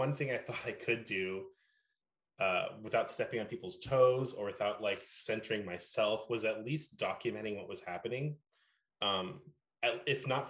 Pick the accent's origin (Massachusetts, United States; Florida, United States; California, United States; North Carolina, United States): California, United States; Oakland; growing up in the Bay Area, and especially in Oakland